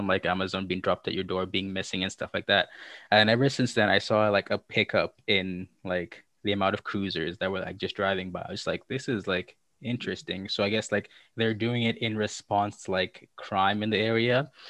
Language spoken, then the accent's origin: English; Calgary, Alberta, Canada; I grew up in the Northwest. So I grew up in Evanston.